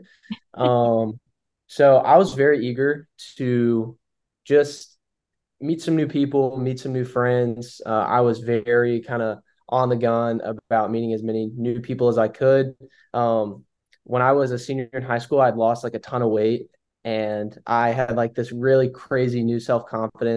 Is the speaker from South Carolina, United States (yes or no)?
yes; Columbia, South Carolina, United States; I grew up, born and raised in South Carolina in Columbia